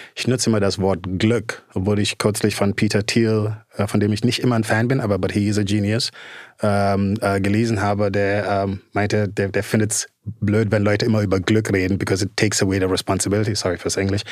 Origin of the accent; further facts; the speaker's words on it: Gambia; moved away; also born or lived in Netherlands; ich bin in Gambia geboren, groß geworden.